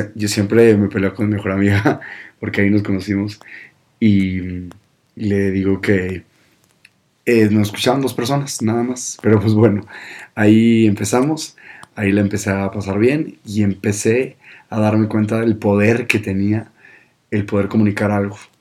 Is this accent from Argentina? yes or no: no; Monterrey, Nuevo León, Mexico; yo soy de Monterrey, del norte